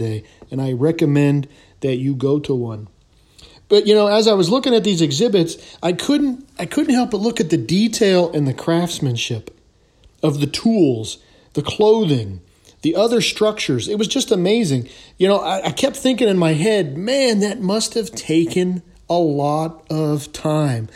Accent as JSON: {"language": "English", "region": "the West", "country": "United States", "also_born_or_lived": "Anchorage, Alaska", "lives_now": "Southwest, United States", "said": "I'm from the West, and I live in the Southwest"}